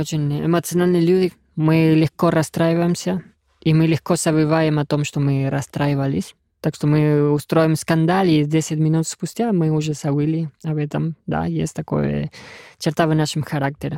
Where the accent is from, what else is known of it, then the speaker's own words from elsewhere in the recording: Argentina; Russian is a second language; moved away as an adult; now in Russia; Я давно приехал из Аргентины в Россию в 2013 году